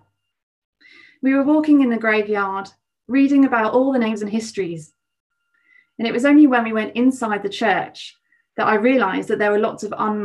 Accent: Cornwall, South West England, United Kingdom; moved away; The beach that I grew up near Cornwall

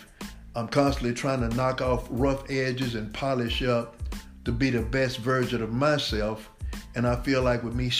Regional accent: Dallas, Texas, United States; Born and raised in Dallas, Texas.

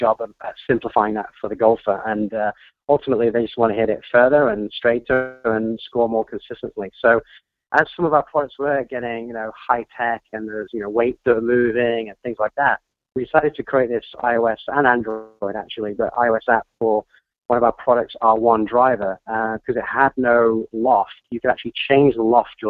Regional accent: Troon, Scotland, United Kingdom; moved away as an adult; also born or lived in London; I was born in Scotland, and I grew up just down the road from Royal Troon

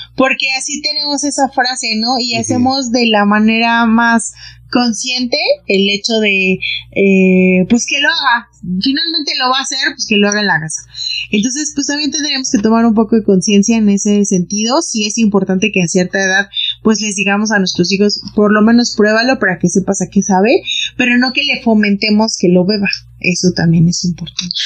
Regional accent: Mexico

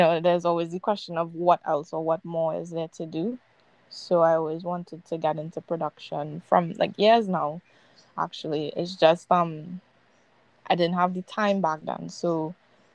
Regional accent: Trinidad & Tobago; growing up in the Caribbean

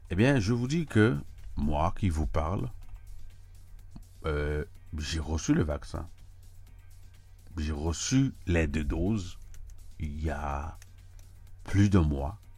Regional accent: United States; je dois vous dire que si vous ne le savez pas, que j'habite à New York, je vis aux États-Unis, je suis américain et je ne suis pas en Europe.

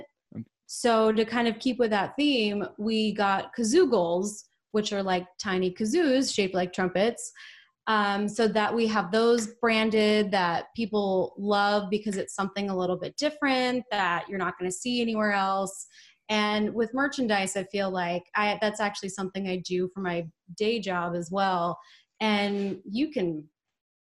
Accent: Portland, Oregon, United States; also born or lived in Southern California; now in Austin, United States; I was actually born in Southern California, but I really consider myself being from Portland, Oregon. That's really where a lot of my formative memories are from.

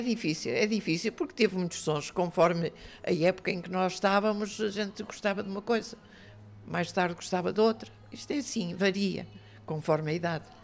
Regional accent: Cinfães, Viseu, Portugal; moved away; Sou de Sinfãs, de freguesia de Ferreiros

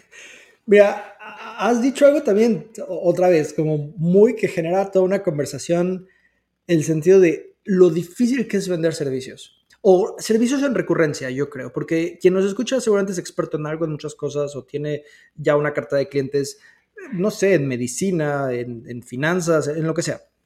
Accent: Mexico; somos mexicanos

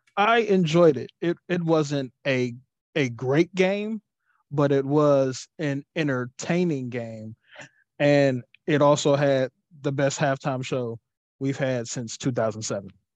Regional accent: Cincinnati, Ohio, United States

